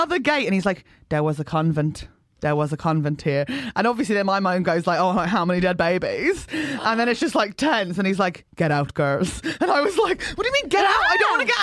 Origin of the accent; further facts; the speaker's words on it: London, United Kingdom; I was like, South London